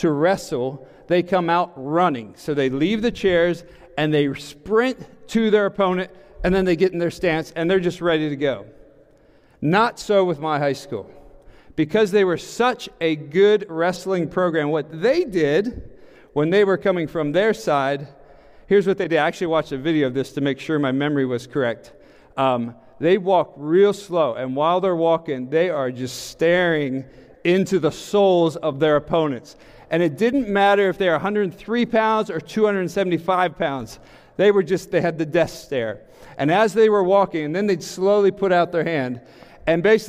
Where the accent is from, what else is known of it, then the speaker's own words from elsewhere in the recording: York, Pennsylvania, United States; now in Western Pennsylvania, United States; I'm from Eastern Pennsylvania, so I'm going to blame that on my upbringing